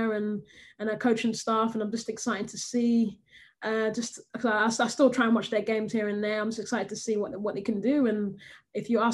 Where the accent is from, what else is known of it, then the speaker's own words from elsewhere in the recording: England, United Kingdom; moved away as an adult; now in United States; not feeling like I'm being accepted in my home country